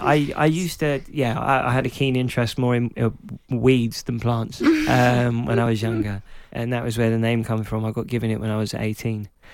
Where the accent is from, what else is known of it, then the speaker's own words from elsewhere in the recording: London, United Kingdom; because I was growing up in Clapton, in Hackney